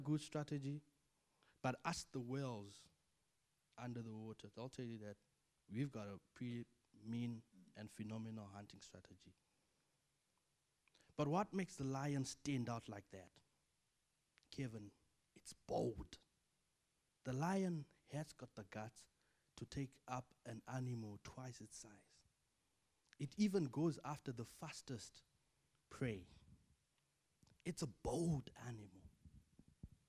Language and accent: English; Zimbabwe; moved away as an adult; Zimbabwe is home for me. I'm born and bred in Zimbabwe. I have family there. I went to school there.